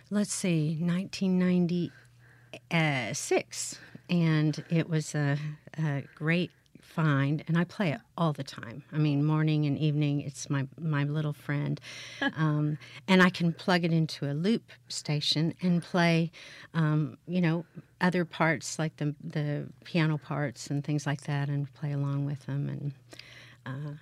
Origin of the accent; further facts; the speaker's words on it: Bethany, Oklahoma, United States; moved away as an adult; also born or lived in Indiana / Houston, Texas; now in Hattiesburg, United States; I grew up in, in Bethany, Oklahoma, which was a suburb